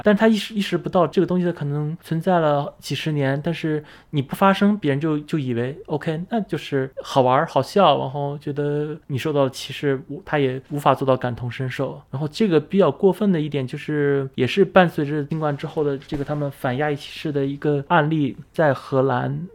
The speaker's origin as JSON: {"language": "Chinese", "country": "China", "moved": "as an adult", "lives_now": "Netherlands", "said": "我们中国人觉得“多一事不如少一事”"}